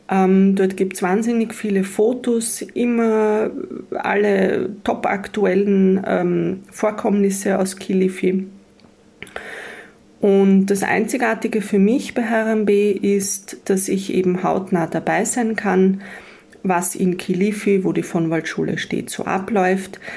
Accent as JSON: {"language": "German", "country": "Austria", "said": "ich komme aus Österreich."}